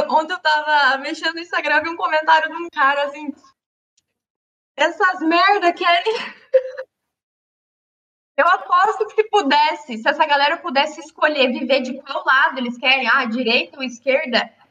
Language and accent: Portuguese; Paraná, Brazil; now in Balneário, Brazil; Eu moro aqui em Santa Catarina, mas eu formei no Paraná, né? Eu sou do Paraná.